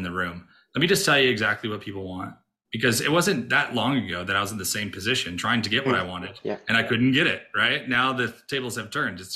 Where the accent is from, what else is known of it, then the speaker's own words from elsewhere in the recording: Rochester, New York, United States; I grew up in Rochester, New York